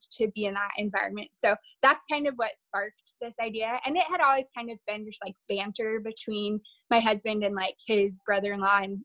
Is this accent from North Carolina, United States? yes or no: no; Lafayette, Louisiana, United States; moved away as an adult; also born or lived in Texas; now in Oregon, United States; I actually grew up in southern Louisiana